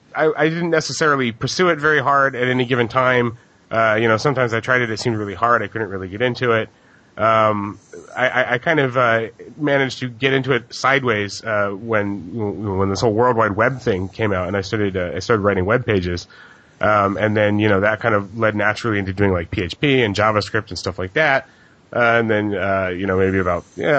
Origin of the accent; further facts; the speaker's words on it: Hawaii, United States; I grew up in Hawaii